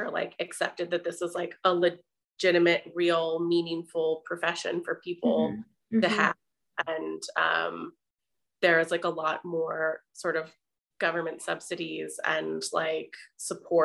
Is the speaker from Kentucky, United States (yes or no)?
no; Pasadena, California, United States; moved away as an adult; also born or lived in Boston, Massachusetts / Paris, France; now in Philadelphia, United States; I grew up in Pasadena, California.